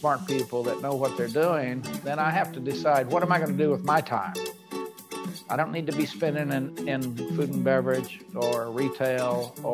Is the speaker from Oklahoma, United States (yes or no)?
yes; Oklahoma, United States; I grew up in Oklahoma.